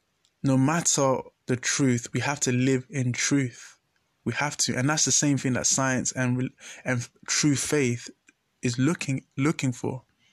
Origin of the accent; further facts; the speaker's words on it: Ghana; So, yeah, as a Ghanaian, there's really... not that battle against science and faith.